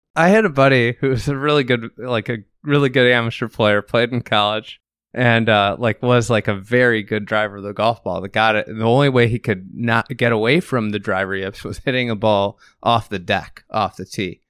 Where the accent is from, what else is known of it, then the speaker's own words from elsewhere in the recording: Chicago, Illinois, United States; I'm from Chicago.